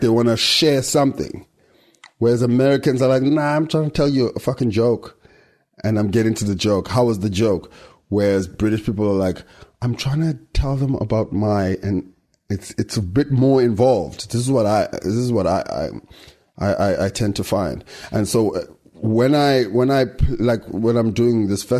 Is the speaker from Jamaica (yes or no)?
no; South Africa; we're still African in the sense that we live there and we speak the language and we're in touch with what's happening in South Africa and Africa